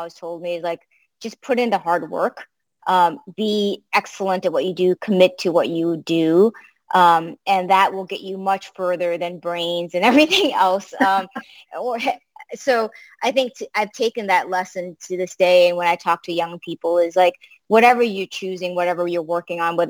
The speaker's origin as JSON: {"language": "English", "town": "Boston", "region": "Massachusetts", "country": "United States", "tie": "born or raised there", "also_born_or_lived": "Africa", "second_language": "English", "said": "we literally arrived into Boston with $99"}